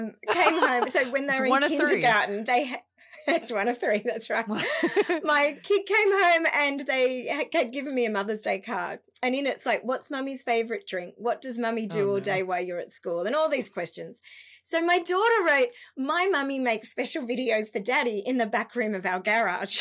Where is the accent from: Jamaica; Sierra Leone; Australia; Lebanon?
Australia; Canberra, Australian Capital Territory; moved away as an adult; also born or lived in Melbourne; we moved back to my hometown, Canberra